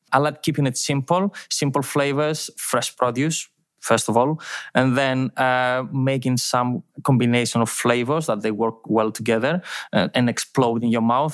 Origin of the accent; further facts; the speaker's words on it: Thessaloniki, Central Macedonia, Greece; English is a second language; moved away as an adult; now in Milos, Greece; I'm from Thessaloniki. I've, um, I've born and lived my life, uh, in a small town outside Thessaloniki